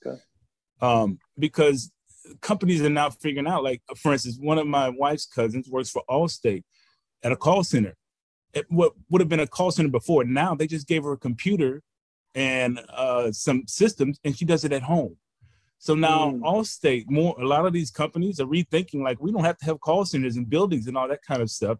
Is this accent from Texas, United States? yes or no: yes; Houston, Texas, United States; also born or lived in St. Louis, Missouri; a Houston native